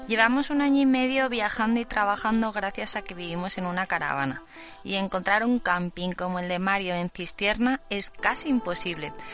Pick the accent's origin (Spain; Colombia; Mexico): Spain; Zaragoza, Aragon; moved away; soy de Zaragoza